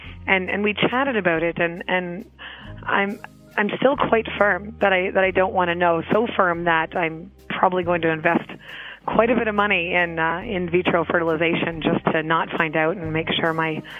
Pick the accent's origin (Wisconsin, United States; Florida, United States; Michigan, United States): Wisconsin, United States; Madison; I am from Madison, Wisconsin. I'm 33 years old.